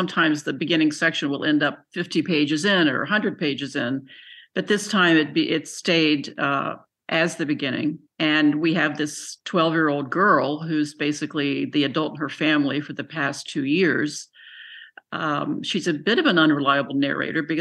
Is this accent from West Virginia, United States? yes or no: yes; Buckhannon, West Virginia, United States; moved away; I grew up in Buchanan, so that's 20 minutes, you know, from Weston